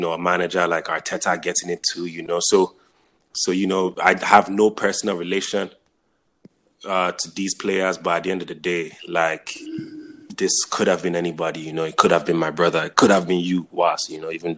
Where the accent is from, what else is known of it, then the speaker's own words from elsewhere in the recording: Nigeria; also born or lived in Jos, Nigeria; now in United States; when I was growing up in Nigeria